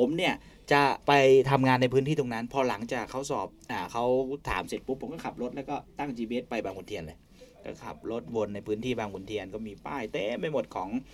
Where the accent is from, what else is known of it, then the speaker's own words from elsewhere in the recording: Nakhon Si Thammarat, Thailand; moved away; ผมโตที่จังหวัดนครศรีธรรมราช